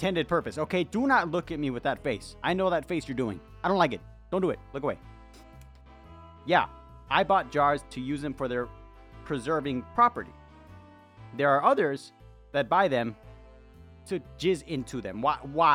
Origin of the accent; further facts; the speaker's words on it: United States; I'm from the United States of America